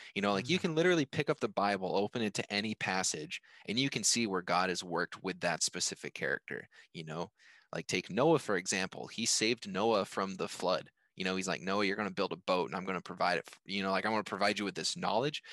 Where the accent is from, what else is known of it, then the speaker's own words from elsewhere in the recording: United States; I was born in America, or yeah, I was born in America. You know, I'm an American. I live in America